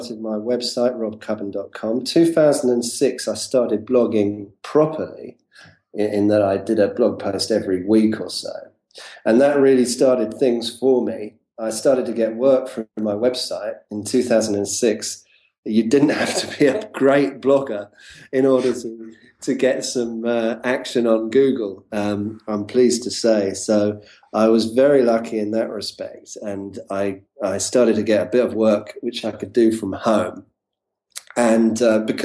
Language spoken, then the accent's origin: English; London, United Kingdom; I'm from talking from London, UK, and this is where I'm from.